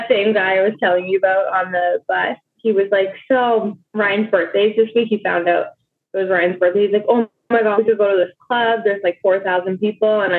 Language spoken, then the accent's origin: English; Toronto, Ontario, Canada; like, because I'm from Toronto.